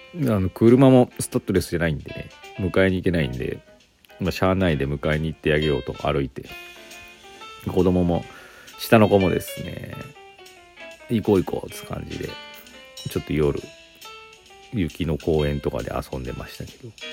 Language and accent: Japanese; Aichi, Japan; moved away; also born or lived in Inazawa; 私、愛知県出身で